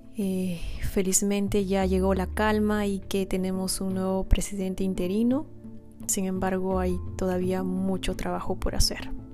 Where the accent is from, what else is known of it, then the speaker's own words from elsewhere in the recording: Cusco, Peru; now in United States; yo soy peruana, nací en Perú, originalmente de la ciudad de Cusco y actualmente vivo en el extranjero, vivo en Estados Unidos.